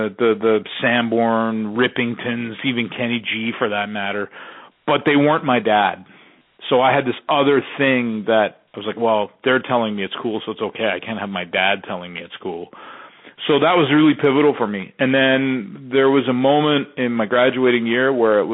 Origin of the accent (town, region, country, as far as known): Canada; born or raised there; also born or lived in Texas